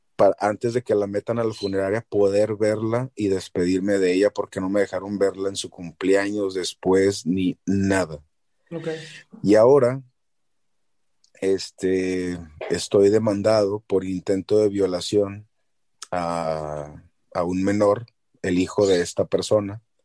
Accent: Chihuahua, Mexico; moved away; llevo a mi mamá a mi ciudad natal

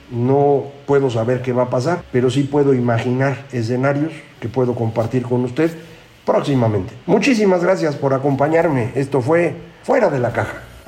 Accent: Veracruz, Mexico; yo soy de Veracruz

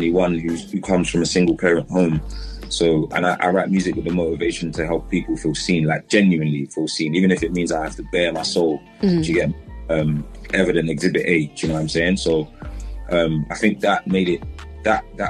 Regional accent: London, United Kingdom; I grew up in Southwest London in Wandsworth

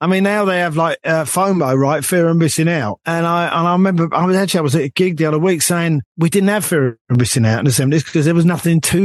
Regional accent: London, United Kingdom; this young kid growing up, this young Jewish kid, me, right, growing up in North London

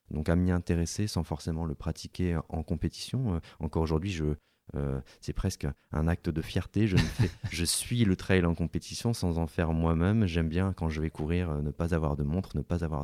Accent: Hauts-de-France, France; born there; also born or lived in Alps; je suis pas né dans les Alpes non plus. Je suis né dans le Nord avant d'aller habiter dans les Alpes.

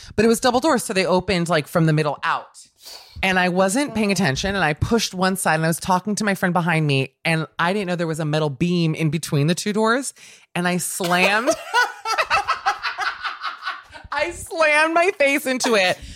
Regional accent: Miami, Florida, United States; when I was growing up in Miami

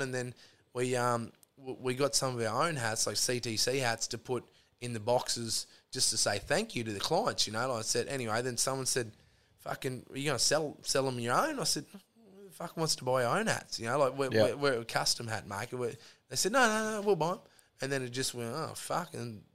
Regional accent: Charleville, Queensland, Australia; moved away; also born or lived in Rockhampton, Queensland; growing up in Charleville and then going to school in Rocky and then getting the job in the mines

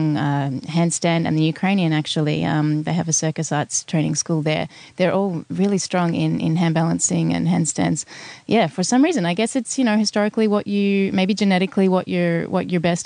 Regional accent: Melbourne, Victoria, Australia; I'm from Melbourne originally

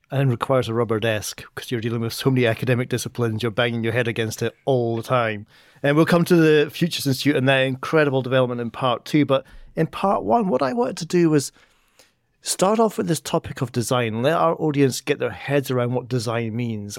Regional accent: Edinburgh, Scotland, United Kingdom; moved away; back in my hometown of Edinburgh

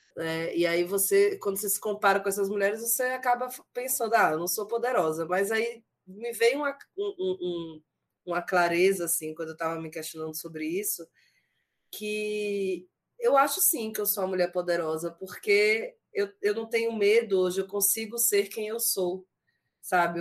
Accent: Sergipe, Brazil; eu sou sergipana

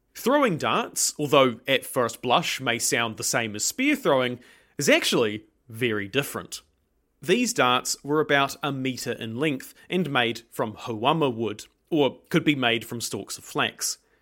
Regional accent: New Zealand

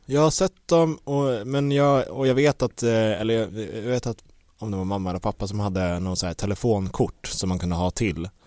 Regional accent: Stockholm, Stockholm County, Sweden; jag är ju uppvuxen på Gärdet

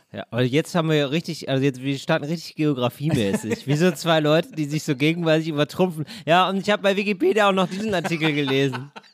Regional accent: Duisburg, North Rhine-Westphalia, Germany; also born or lived in Trier; Ich bin ja geboren in Duisburg und das ist die Stadt, wo Ruhrgebiet und Niederrhein aufeinanderstoßen.

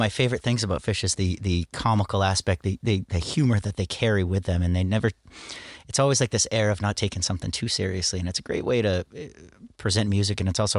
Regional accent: Portland, United States; but my hometown, Portland, it was a big family reunion.

